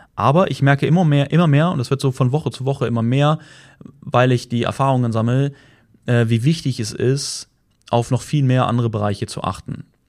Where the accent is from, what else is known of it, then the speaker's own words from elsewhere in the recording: Germany; bei uns in Deutschland